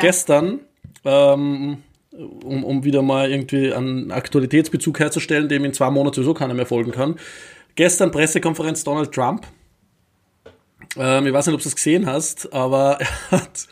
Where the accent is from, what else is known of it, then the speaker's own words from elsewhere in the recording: Vöcklabruck, Upper Austria, Austria; mit zwölf Jahren den Fanclub des FC Vöcklerbrucks, meine Heimatstadt, gegründet.